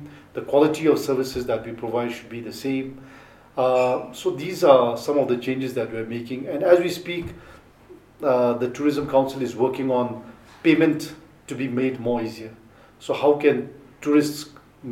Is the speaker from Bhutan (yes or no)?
yes; Thimphu, Bhutan; I was born in Mutidang